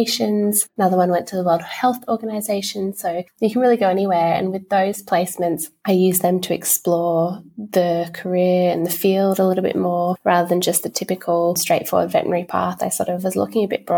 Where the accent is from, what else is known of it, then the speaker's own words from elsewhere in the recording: Lord Howe Island, New South Wales, Australia; also born or lived in Sydney; growing up on Lord Howe Island, which is a couple of hours off the coast of Sydney